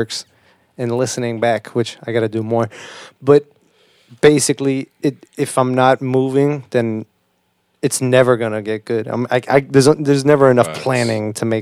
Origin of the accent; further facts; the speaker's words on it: Boston, Massachusetts, United States; I'm from Boston too